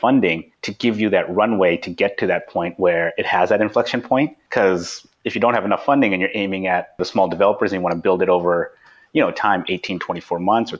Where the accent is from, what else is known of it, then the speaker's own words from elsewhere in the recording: Vancouver, British Columbia, Canada; we're all from Vancouver, and so we all know Slack